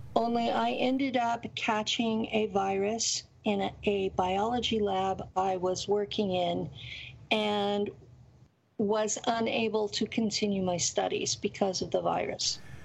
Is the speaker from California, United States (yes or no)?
yes; Tulare County, California, United States; I lived in Tulare County, California, and it is a rural area that's completely based on farm labor